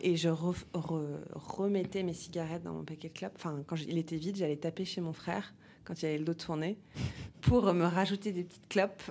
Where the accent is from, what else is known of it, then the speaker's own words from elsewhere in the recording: Paris, Île-de-France, France; J'ai grandi à Paris